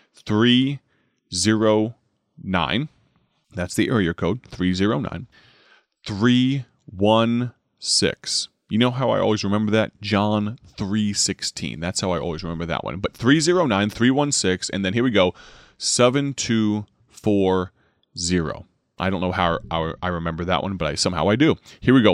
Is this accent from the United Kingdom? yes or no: no; Dwight, United States; That's my hometown station, based out of my home church, the gospel voice of Dwight